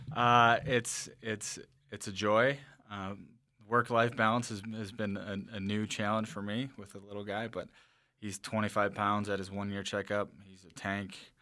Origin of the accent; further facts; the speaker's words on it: the Driftless Area, southeast Minnesota, United States; we grew up in the driftless area as well. uh, where my hometown is.